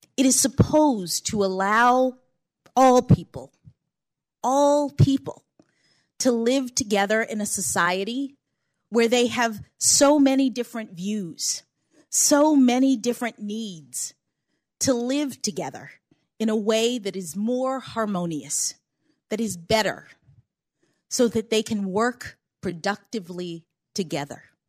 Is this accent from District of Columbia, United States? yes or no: yes; Washington, District of Columbia, United States; When I was born here in Washington, my parents were public school teachers